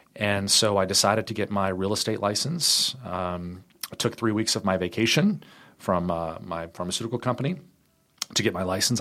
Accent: Richmond, Virginia, United States; I am uh, born and raised in Richmond, Virginia

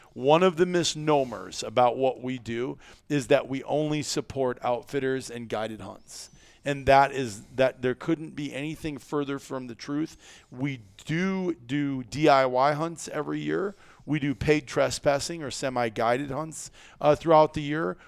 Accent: Midwest, United States; we're from the Midwest

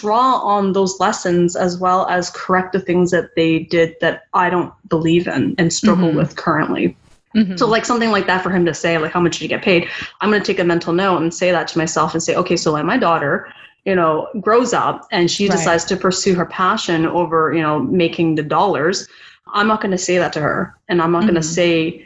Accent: Vancouver, British Columbia, Canada; my journey as a Chinese Canadian growing up in Vancouver.

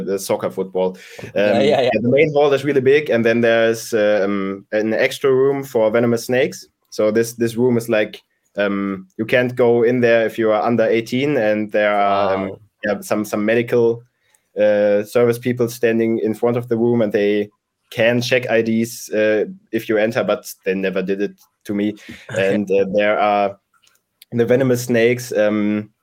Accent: near Hamm, North Rhine-Westphalia, Germany; my hometown, which is like 20 minutes away from Hamm

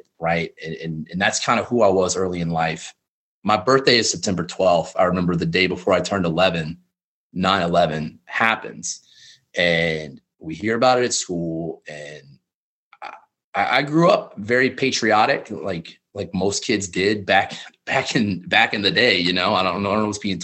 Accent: South Louisiana, United States; moved away as an adult; I grew up in South Louisiana, pretty normal middle-class family

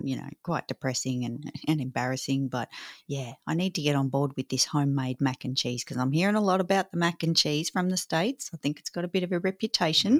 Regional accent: Australia; I'm so Aussie-bound

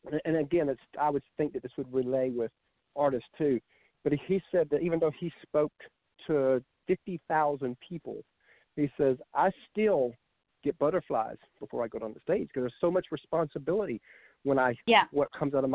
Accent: Georgia, United States; also born or lived in Kansas; I'm a Georgia boy, been here all my life

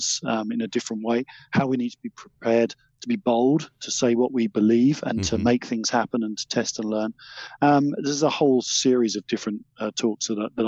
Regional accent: Essex, East of England, United Kingdom; originally I came from Essex, if you're interested, a much misunderstood county.

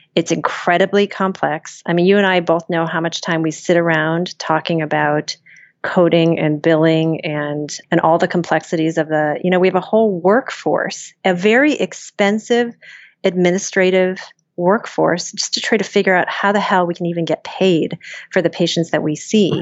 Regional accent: small town near Cleveland, Ohio, United States; moved away; Small town Ohio, Ferry Park, Ohio, outside of Cleveland

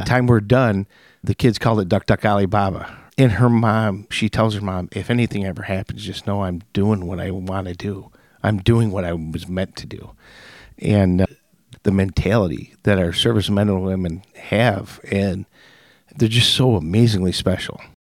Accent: Hemlock, Michigan, United States; I grew up in Hemlock, and as the people in Frankenmuth would call me, I'm a West Sider, West Side

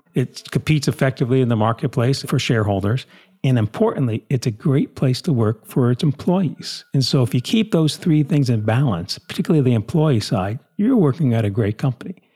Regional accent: New Jersey, United States; We grew up, again, in New Jersey, typical small town.

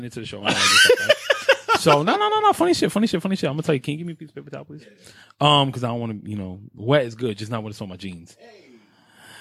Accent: New York City, New York, United States; I grew up in Carver Projects, 104th and Madison. Spanish Harlem, all that good stuff.

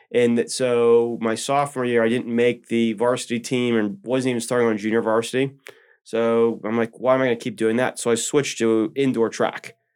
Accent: Elizabeth, Pennsylvania, United States; I grew up in a small little river town called Elizabeth

